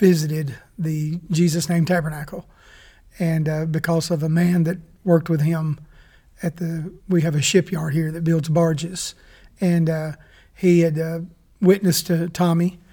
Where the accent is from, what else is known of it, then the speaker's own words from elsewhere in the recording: Caruthersville, Missouri, United States; I was born and raised here in Caruthersville